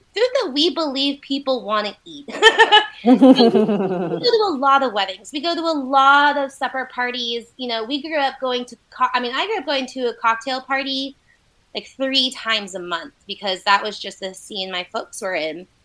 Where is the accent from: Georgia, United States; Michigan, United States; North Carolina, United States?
North Carolina, United States; Asheville; also born or lived in China; I was all pretty much born and raised here in Asheville